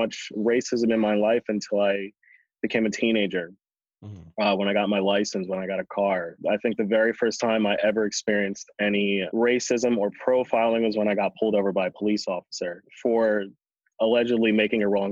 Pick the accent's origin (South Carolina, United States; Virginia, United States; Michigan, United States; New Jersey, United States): New Jersey, United States; Galloway; also born or lived in Pomona, New Jersey; now in Jersey City, United States; we moved to another small town called Galloway, New Jersey, which was predominantly white